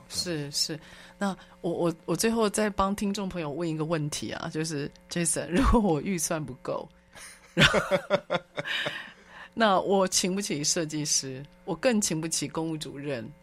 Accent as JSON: {"language": "Chinese", "country": "Taiwan", "said": "我们台湾"}